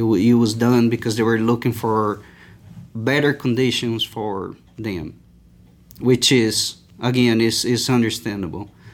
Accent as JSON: {"language": "English", "town": "Itumbiara", "region": "Goiás", "country": "Brazil", "tie": "born or raised there", "also_born_or_lived": "São Paulo / Christchurch, New Zealand / Uberlândia, Minas Gerais / Cuiabá, Mato Grosso", "second_language": "English", "moved": "as an adult", "lives_now": "Lubbock, United States", "said": "I moved, uh, to Itumbiara, uh, in the state of Goiás, which is a fairly a small little town"}